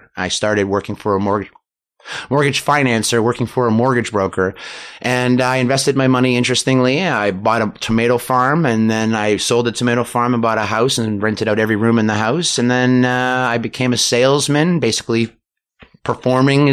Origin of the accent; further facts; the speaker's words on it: Canada; I'm Canadian